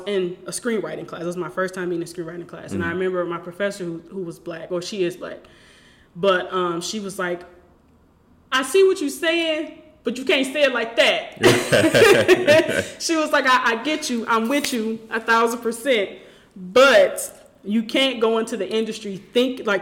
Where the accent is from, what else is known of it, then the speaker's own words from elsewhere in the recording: Detroit, Michigan, United States; I'm from Detroit, born and raised.